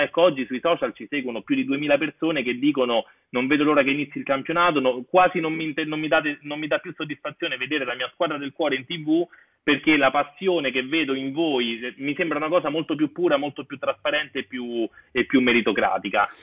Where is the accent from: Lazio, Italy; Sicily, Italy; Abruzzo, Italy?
Lazio, Italy; Rome; io sono di Corso Trieste a Roma